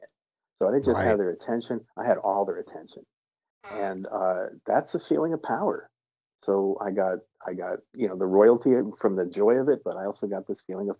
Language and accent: English; Harrisburg, Pennsylvania, United States; moved away as an adult; also born or lived in Boston; I came from Harrisburg